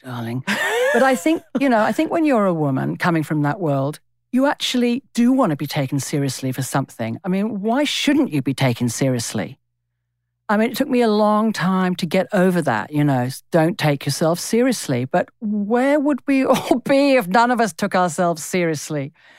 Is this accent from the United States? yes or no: no; England, United Kingdom; moved away as an adult; now in Australia; I am English in my D N A. It's not just the first twenty years of my life that I spent there.